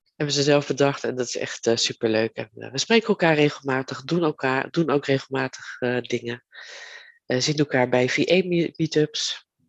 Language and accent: Dutch; Leiden, South Holland, Netherlands; ben ik geboren in Leiden. En daar ben ik ook getogen.